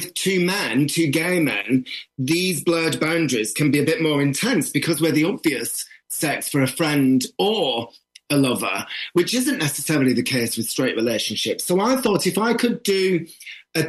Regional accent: the north of England, United Kingdom; if you're a northerner

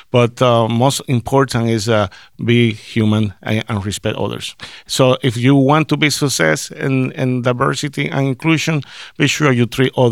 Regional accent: Puerto Rico; now in Minnesota, United States; I, I, I came from Puerto Rico, and I, I don't have in mind that hey, I'm going to Minnesota

